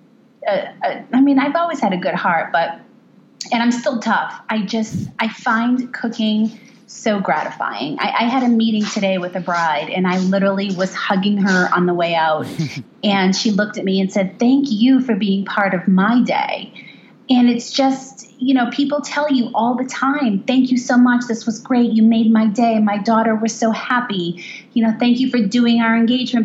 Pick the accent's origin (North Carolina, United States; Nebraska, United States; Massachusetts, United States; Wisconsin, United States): Massachusetts, United States; Boston; I am from Boston